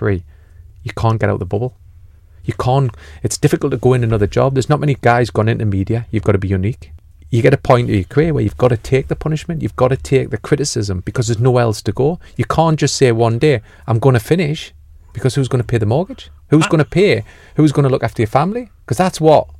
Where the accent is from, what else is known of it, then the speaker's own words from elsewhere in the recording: Newcastle upon Tyne, North East England, United Kingdom; I'm a Geordie